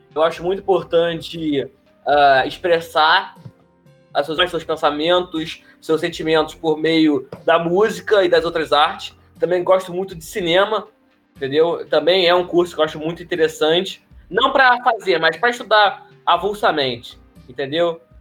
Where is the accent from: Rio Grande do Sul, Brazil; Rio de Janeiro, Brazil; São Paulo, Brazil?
Rio de Janeiro, Brazil; Duque de Caxias; vim de Xerém